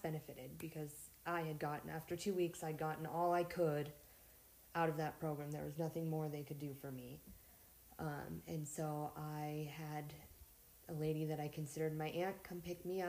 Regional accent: Montana, United States; I'm from Montana, born and raised.

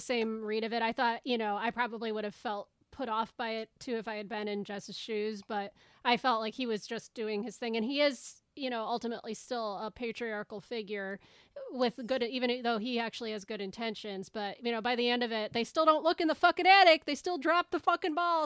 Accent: United States; as an American

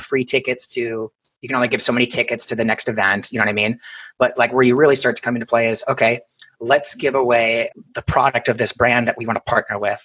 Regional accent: Minnesota, United States; we're both from Minnesota

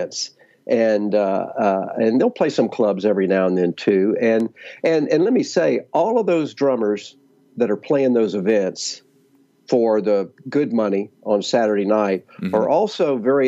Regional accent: Virginia, United States; moved away as an adult; now in Dallas, United States; I came to Dallas from Virginia. I grew up in Virginia and graduated high school there

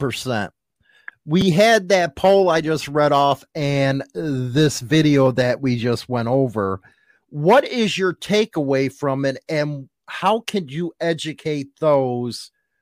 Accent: Chicago, Illinois, United States; me growing up in Chicago

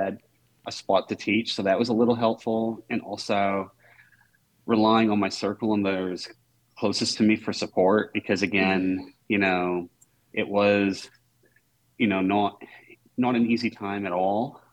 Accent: Maine, United States; now in Portland, United States; my hometown is. It's 15 minutes from the University of Maine.

